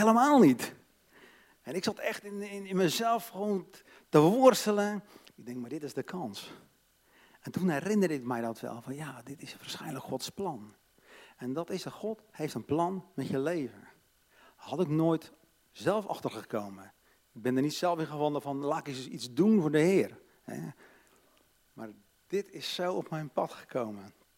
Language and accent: Dutch; Katwijk, South Holland, Netherlands; Ik ben opgegroeid in een christelijk gezin, hervormd, in Katwijk, aan zee